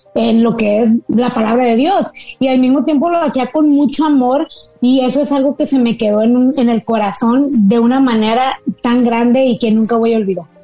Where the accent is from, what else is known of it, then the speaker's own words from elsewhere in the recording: Monterrey, Nuevo León, Mexico; yo soy del norte de México